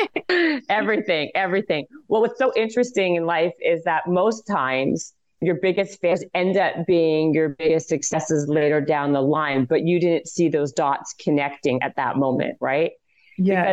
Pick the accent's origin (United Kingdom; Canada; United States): Canada; I'm Canadian